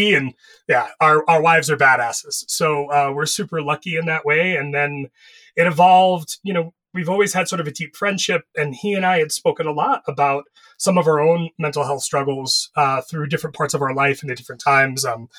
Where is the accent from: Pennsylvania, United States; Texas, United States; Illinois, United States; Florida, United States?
Florida, United States; I grew up in Florida.